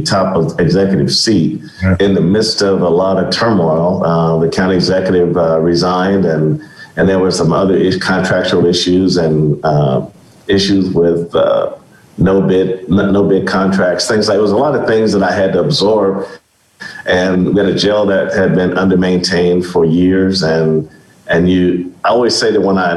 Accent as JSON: {"language": "English", "town": "Kansas City", "region": "Missouri", "country": "United States", "tie": "born or raised there", "also_born_or_lived": "Greenville, Mississippi", "said": "I grew up in Kansas City. I was by way of Greenville, Mississippi. I moved to Kansas City when I was in second grade."}